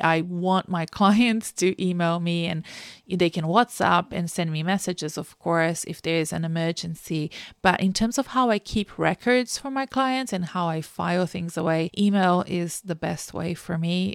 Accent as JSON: {"language": "English", "country": "Brazil", "moved": "yes", "lives_now": "Melbourne, Australia", "said": "I live in Australia, in Melbourne, but I'm originally from Brazil"}